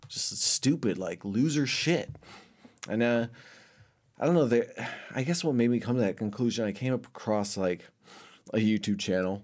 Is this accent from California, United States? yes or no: yes; Los Angeles, California, United States; moved away; growing up in Los Angeles, it's kind of scary at times, especially during the time I was growing up.